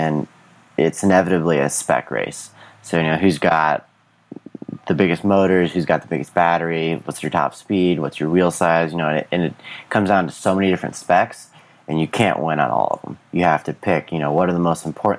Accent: Minnesota, United States; moved away as an adult; now in San Diego, United States; I grew up in Minnesota

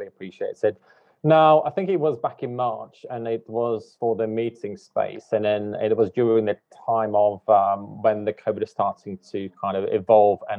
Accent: Latvia; moved away as an adult; also born or lived in United Kingdom / Dubai / Hong Kong; I was born in Latvia, and I lived there for somewhat 20 odd years

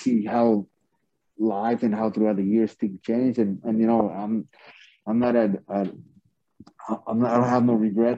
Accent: Ciudad Juárez, Chihuahua, Mexico; also born or lived in El Paso, Texas; Because I grew up in El Segundo Barrios, in Ciudad Juárez, in La Raya, Colorado, which was like, it was like pretty tough

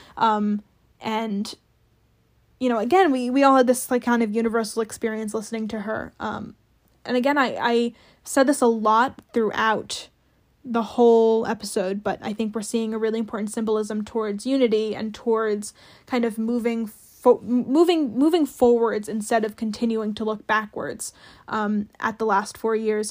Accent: New Jersey, United States; moved away as an adult; also born or lived in Greentown, Pennsylvania; now in Washington, D.C., United States; I grew up in New Jersey, so my mayor was Chris Christie for a long time

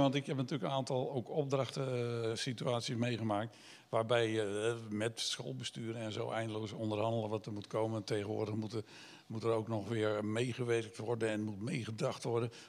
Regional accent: Giessendam, South Holland, Netherlands; Ik ben ooit opgegroeid in eh, het Gorkumse

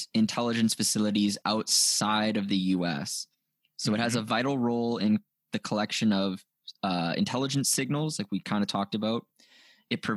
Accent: Canada; I'm Canadian

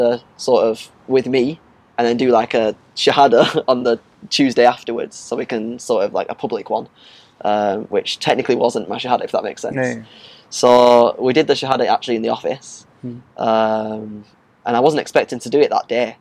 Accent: Blackburn, North West England, United Kingdom; I'm from Blackburn

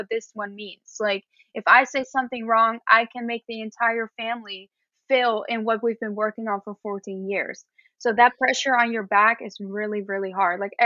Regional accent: Netherlands; moved away as an adult; now in United States; I'm from the Netherlands, which is all the way up north in Europe

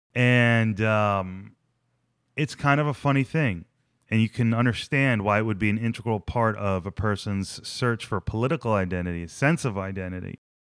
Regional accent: New Jersey, United States; I'm from New Jersey.

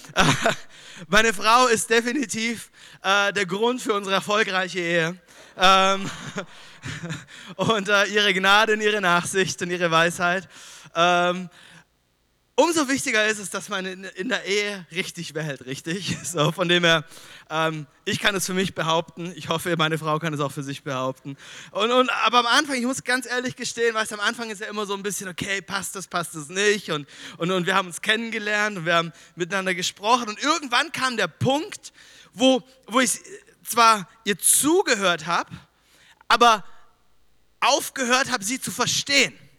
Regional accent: Düsseldorf, North Rhine-Westphalia, Germany; moved away; ich komme aus Düsseldorf

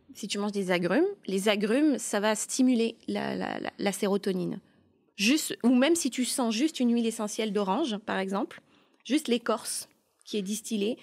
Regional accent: Burgundy, Bourgogne-Franche-Comté, France; now in Montreal, Canada; je viens de la Bourgogne et on est très gentils.

